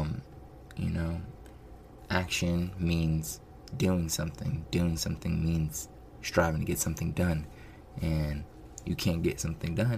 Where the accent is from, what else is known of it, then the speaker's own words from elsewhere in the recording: United States; you're born in America and you're raised in America